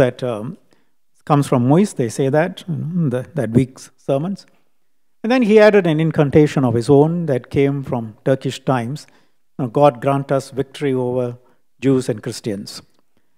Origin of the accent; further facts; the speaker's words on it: Singapore; lived experience of being a Singaporean.